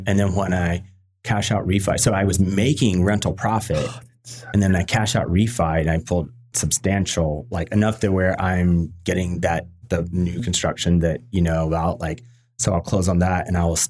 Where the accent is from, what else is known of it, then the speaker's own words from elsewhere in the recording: Virginia, United States; now in San Diego, United States; You know, I came from Virginia, you know, originally.